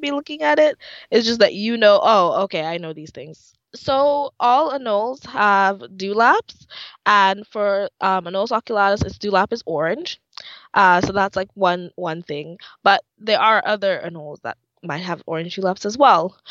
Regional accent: Dominica; moved away; I'm from the Commonwealth of Dominica. That's in the Caribbean.

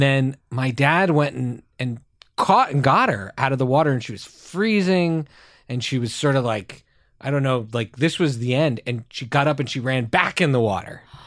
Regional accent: Montreal, Quebec, Canada; our community we grew up in in Montreal is extremely Jewish

